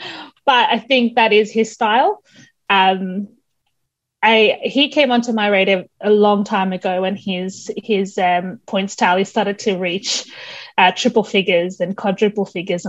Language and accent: English; New South Wales, Australia; I think that's the New South Welshman in me